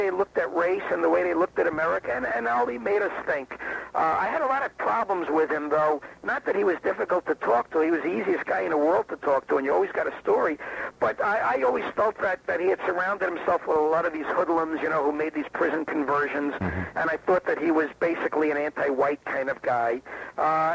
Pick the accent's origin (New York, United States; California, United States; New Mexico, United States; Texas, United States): New York, United States; New York City; growing up in Brooklyn, you know, I had played all these street corner games